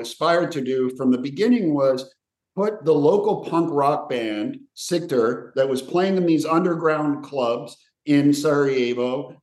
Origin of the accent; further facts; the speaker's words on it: Slovenia; moved away; also born or lived in Yugoslavia; I was born in what was once Yugoslavia, so I'm from the region, and I have a Croatian father and a Serbian mother, and I was born in Slovenia